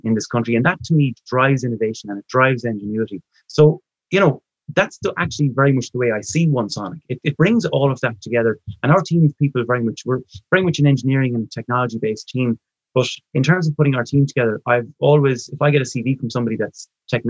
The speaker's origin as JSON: {"language": "English", "country": "Ireland", "said": "we're Irish"}